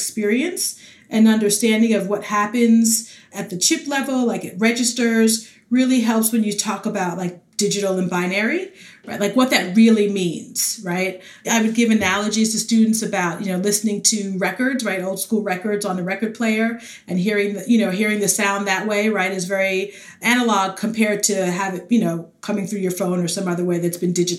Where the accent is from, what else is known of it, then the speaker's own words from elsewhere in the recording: New York City, New York, United States; moved away; also born or lived in North Carolina / Dallas-Fort Worth, Texas; I grew up in the Bronx, New York.